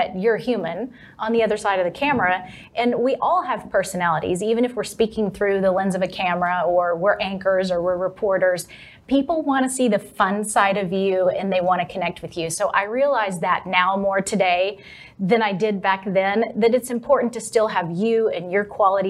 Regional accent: Texas, United States; accent: Texas; The second hardest thing, though, was getting rid of my Texas accent.

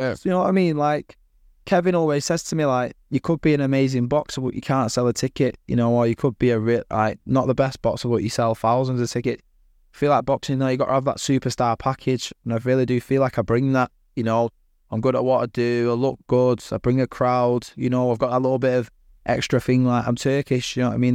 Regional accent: Manchester, North West England, United Kingdom; I'm from Manchester

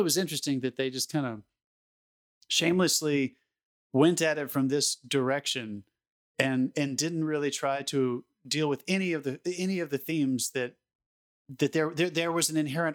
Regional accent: United States; I'm speaking as an American

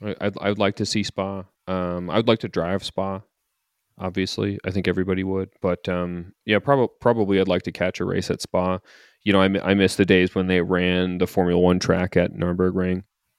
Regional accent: Canada; I'm saying this as a Canadian who's never been to Montreal for the race

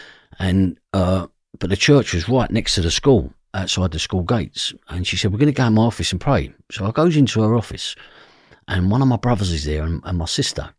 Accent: London, United Kingdom; I grew up in the East End of London in a fashionable place now called Brick Lane. But when I grew up, it was a ghetto. So my parents come there in the 50s and they was Irish immigrants.

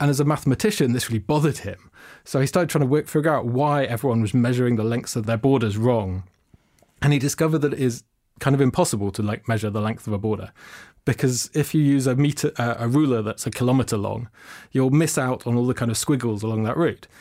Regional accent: London, United Kingdom; I grew up in London.

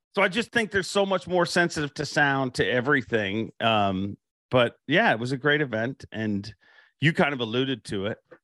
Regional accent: Canada; I'm Canadian

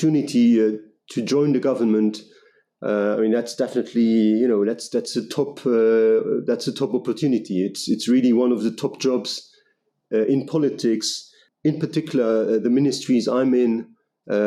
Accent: Luxembourg; I'm a Luxembourg national. I'm born and raised in Luxembourg.

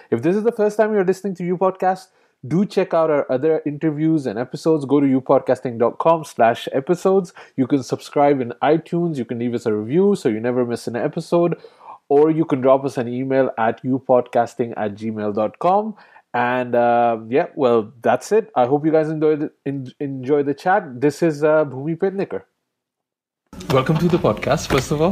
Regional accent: Pakistan; I'm, I'm Pakistani, I'm not Indian

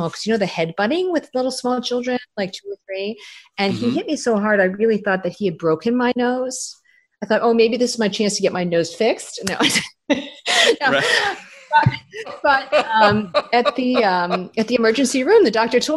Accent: Toronto, Ontario, Canada; moved away; I'm from Toronto

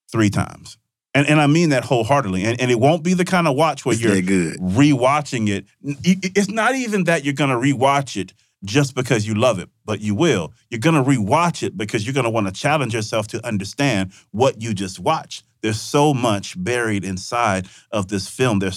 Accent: Vicksburg, Mississippi, United States; my, um, my hometown in Vicksburg.

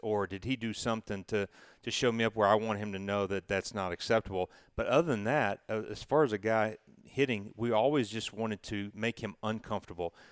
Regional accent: Knoxville, Tennessee, United States; when I was growing up in Knoxville

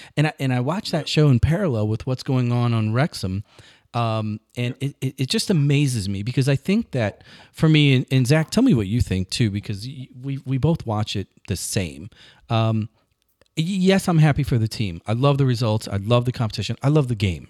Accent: across the river from St. Louis, Illinois, United States; My hometown, right across the river, it's a steel town

